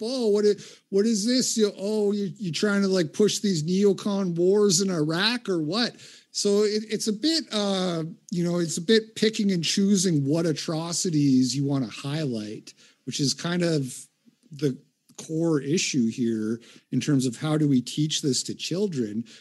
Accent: Canada; moved away as an adult; now in United States; I grew up in Canada. I do live in America now, but I grew up in Canada in the eighties and nineties.

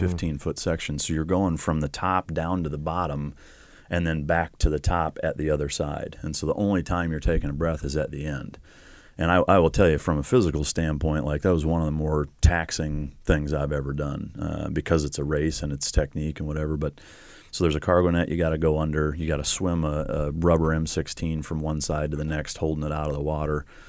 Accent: Iowa, United States; moved away; I grew up in Iowa

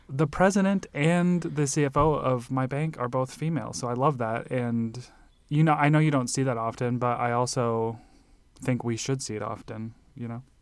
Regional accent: Nebraska, United States; also born or lived in Illinois; now in Arizona, United States; growing up in Nebraska and then in Illinois

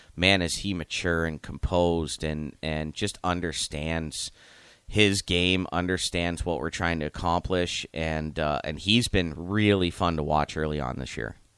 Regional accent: Youngstown, Ohio, United States; moved away as an adult; now in Lincoln, United States; I am born and raised in Youngstown, Ohio.

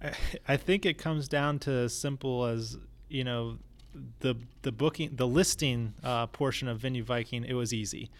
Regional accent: New Smyrna Beach, Florida, United States; also born or lived in Tampa Bay area; I was raised in New Smyrna Beach, Florida, you know, small little town on the East Coast

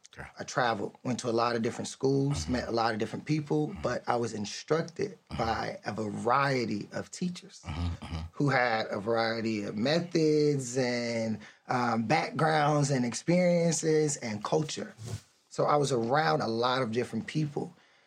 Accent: Virginia, United States; also born or lived in North Carolina / California / Germany; I grew up in the Hampton Roads, Tidewater area.

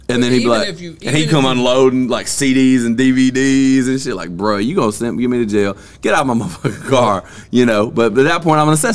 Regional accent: Vernon, Alabama, United States; moved away; I was raised in Vernon, Sullivan, Alabama, so when I moved here

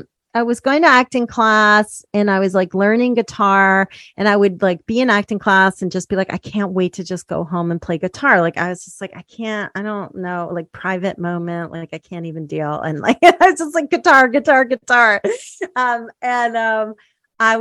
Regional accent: New York City, New York, United States; born there; like I was born in Spanish Harlem till I was three. Like I'm from the hood, like originally, but that doesn't count.

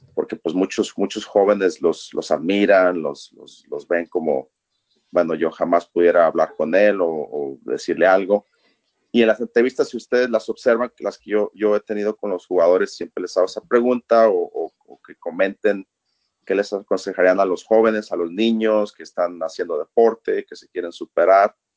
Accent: Guadalajara, Jalisco, Mexico; also born or lived in Minneapolis–Saint Paul, Minnesota; now in Minneapolis, United States; yo soy originario de Guadalajara, México

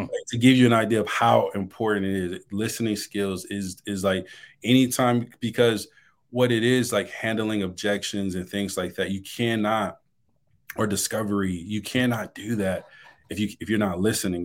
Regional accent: Detroit, Michigan, United States; moved away as an adult; now in Dallas, United States; I'm originally from Detroit, Michigan

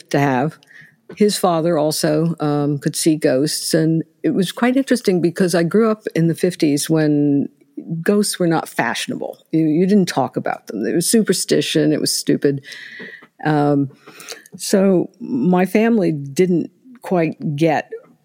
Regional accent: Ohio, United States; also born or lived in Indianapolis, Indiana; We had moved from Indianapolis to here, although I'm originally from Ohio.

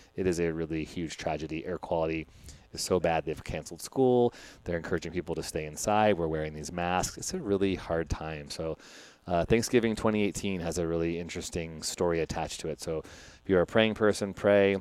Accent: Chicago, Illinois, United States; my hometown of Chicago

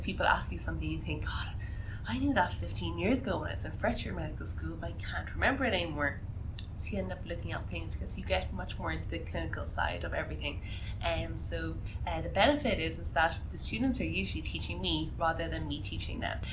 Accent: Ireland; moved away as an adult; now in Canada; I'm actually Irish, you can't tell from my accent

